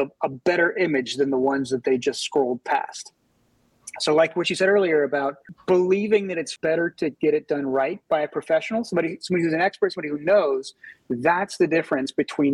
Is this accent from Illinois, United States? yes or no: no; Louisiana, United States; now in New Orleans, United States; Louisiana's home for me. I'm a big home, big supporter of my home state